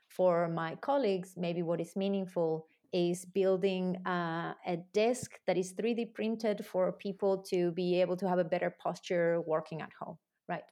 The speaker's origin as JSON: {"language": "English", "country": "Argentina", "also_born_or_lived": "New Zealand", "moved": "yes", "said": "I'm originally from Argentina"}